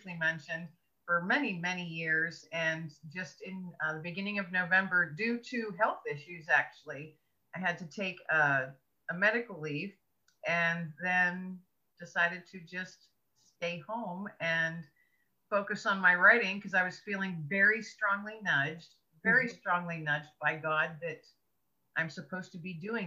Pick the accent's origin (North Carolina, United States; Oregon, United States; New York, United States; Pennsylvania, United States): Pennsylvania, United States; I am from Pennsylvania